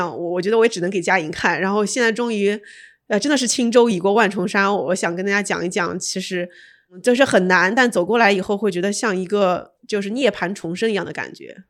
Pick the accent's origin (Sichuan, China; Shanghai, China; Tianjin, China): Shanghai, China; moved away as an adult; also born or lived in New York, United States / California, United States / Beijing, China; 我们在住在北京，我是上海人